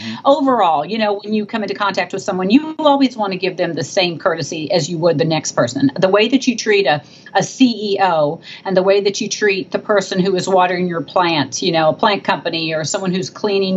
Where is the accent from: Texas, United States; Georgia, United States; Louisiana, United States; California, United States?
Texas, United States; I come from Texas.